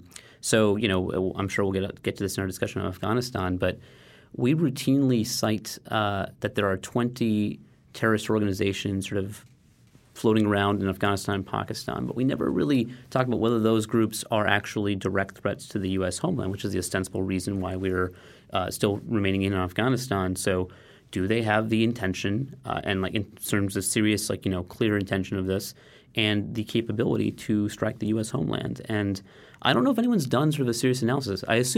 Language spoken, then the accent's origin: English; United States; as an American